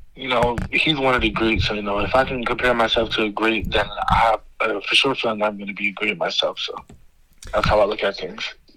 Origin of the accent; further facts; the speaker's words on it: New York City, New York, United States; New York, my home state